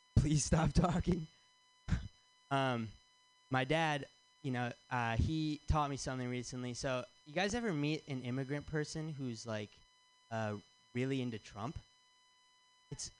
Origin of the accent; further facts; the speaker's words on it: Michigan, United States; moved away as an adult; now in San Francisco, United States; I'm from Michigan